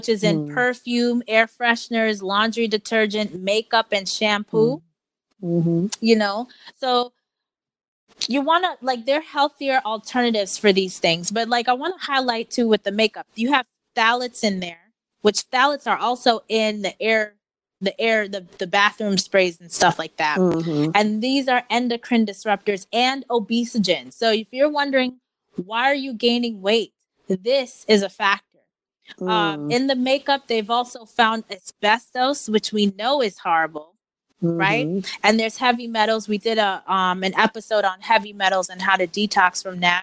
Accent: New York, United States; I grew up in New York in Queens

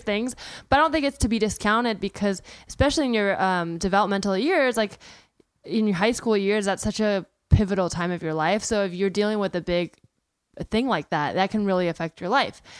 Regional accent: the Bay Area, California, United States; I grew up in the Bay Area

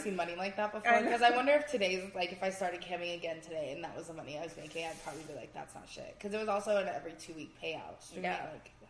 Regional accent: Arizona, United States; moved away as an adult; also born or lived in Michigan; now in Nevada, United States; Yeah, I was born in Michigan. I was only there for like 8 months. And then my dad worked for General Motors. So we had to move to Arizona and I was raised there my whole

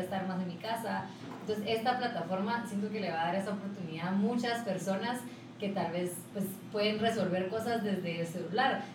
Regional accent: Guatemala; soy una, una guatemalteca

